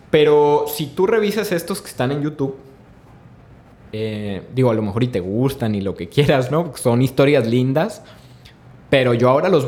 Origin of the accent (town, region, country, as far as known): Sinaloa, Mexico